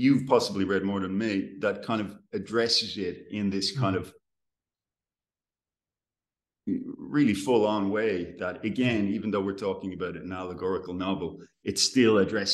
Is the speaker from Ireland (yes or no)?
yes; Ireland; As an Irishman